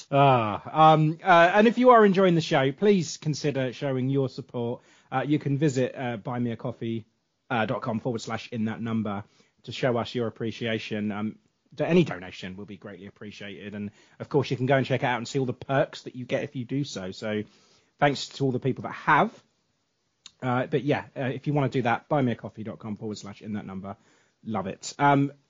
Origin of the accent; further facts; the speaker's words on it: England, United Kingdom; I'm English